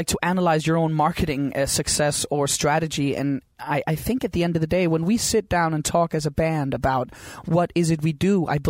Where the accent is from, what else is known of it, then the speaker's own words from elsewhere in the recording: Copenhagen, Capital Region of Denmark, Denmark; my hometown called Christiania, this tiny little community in the middle of Copenhagen.